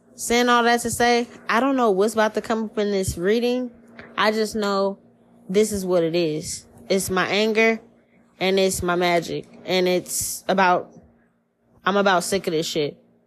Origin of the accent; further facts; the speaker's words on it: New Orleans, Louisiana, United States; now in Seattle, United States; I'm from New Orleans. This shit is not it's nothing new where where I'm from. We grow up superstitious.